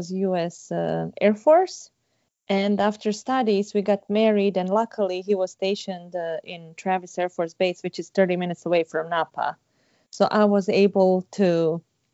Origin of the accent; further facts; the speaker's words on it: Sarajevo, Bosnia & Herzegovina; moved away as an adult; also born or lived in Santa Barbara; I am from Bosnia, Sarajevo, and I studied food sciences back at home